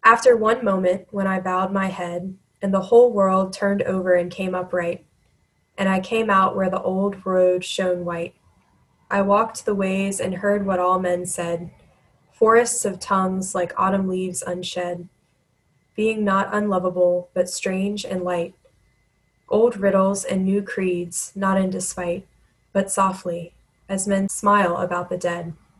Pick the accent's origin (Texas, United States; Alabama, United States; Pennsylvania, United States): Alabama, United States; also born or lived in South Louisiana; now in Louisiana, United States; I'm from Alabama originally, but found my way to South Louisiana and fell in love with it